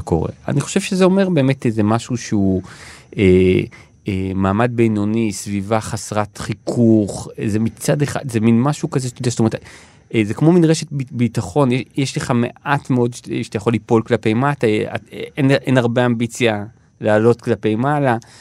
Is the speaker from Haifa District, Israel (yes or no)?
no; Ramat Gan, Tel Aviv District, Israel; now in Tel Aviv, Israel; נולדתי וגדלתי ברמת גן